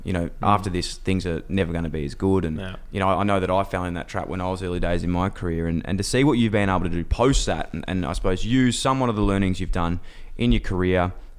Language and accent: English; Melbourne, Victoria, Australia; I'm from Fitzroy as well.